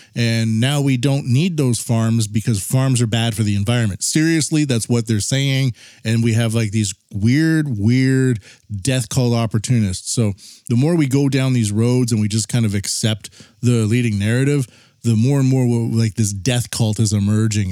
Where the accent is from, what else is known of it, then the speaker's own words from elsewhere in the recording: Canada; I'm from Canada